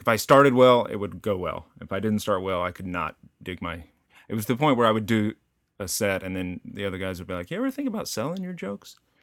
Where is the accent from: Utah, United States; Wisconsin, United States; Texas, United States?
Texas, United States; Denton; moved away; also born or lived in Boston; I grew up in Texas out, it was fairly rural, uh, Denton, Texas, in the s, in the country outside of Denton, Texas